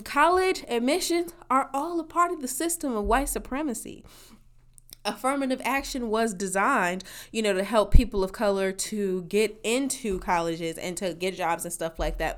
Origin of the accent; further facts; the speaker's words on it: Midwest, United States; in my region you know, as a Midwesterners, we as a Midwesterner, we took the ACT and not the SAT.